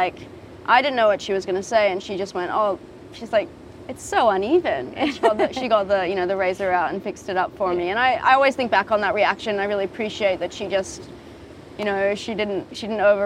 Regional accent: Japan; growing up in Japan

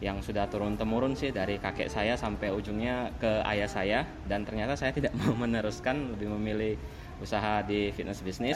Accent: Palembang, South Sumatra, Indonesia; Saya berasal dari Palembang

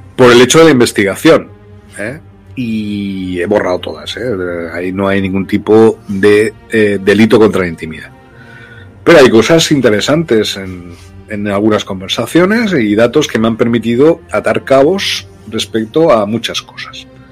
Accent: Loja, Andalusia, Spain; born or raised there; moved away as an adult; also born or lived in Brazil

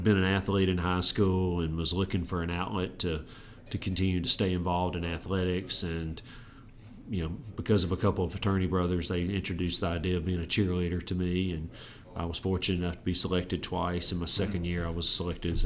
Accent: Auburn, Alabama, United States; also born or lived in Savannah, Georgia; grow up in Auburn, really from 18 months till as I sit with you today

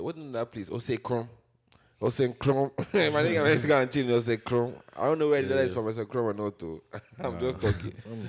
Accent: Nigeria; accent: Nigerian; English is a second language; moved away; You can still hear my Nigerian accent, but like at the same time, it's still Americanized in a way that like

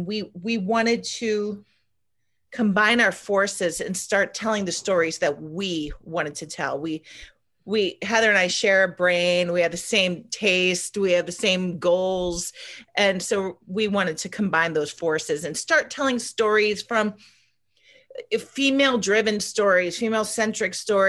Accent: Waterville, Ohio, United States; also born or lived in New York; now in Los Angeles, United States; Waterville, Ohio.

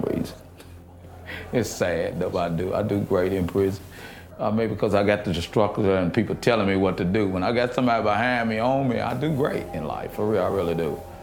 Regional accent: Louisville, Kentucky, United States; I'm from Louisville, Kentucky.

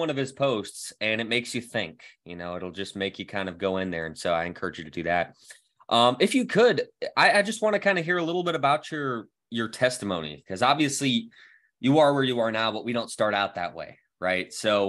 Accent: Scranton, Pennsylvania, United States; I was born in Scranton, and so I'm sort of familiar with Eastern Pennsylvania.

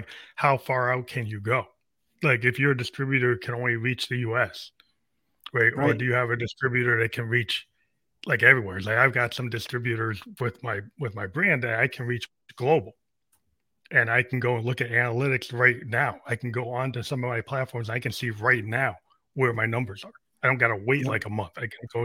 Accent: New Hampshire, United States; my hometown in New Hampshire

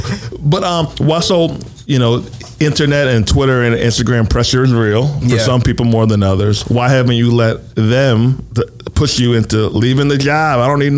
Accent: Westchester, New York, United States; I'm from New York, though. I'm from New York, so close enough. I'm from Westchester.

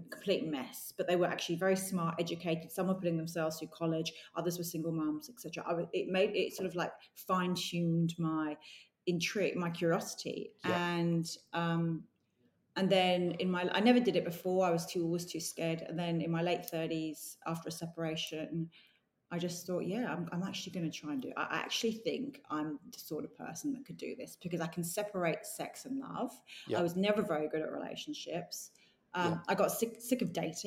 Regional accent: London, United Kingdom; accent: English; moved away as an adult; now in Australia; I grew up in London

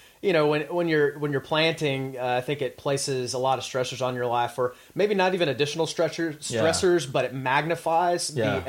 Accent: Texas, United States; moved away as an adult; I come from Texas

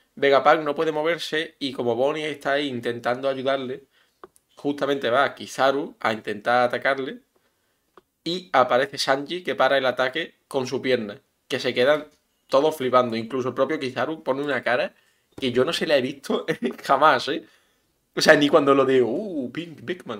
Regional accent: Spain; de España

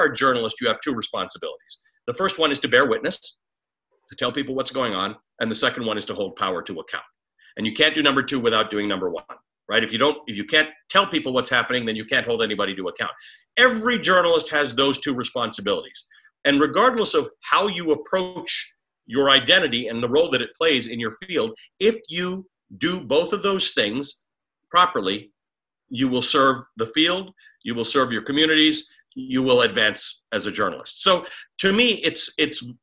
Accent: Canada; also born or lived in Kenya; now in United States; I'm a Kenyan-born Muslim who grew up in Canada.

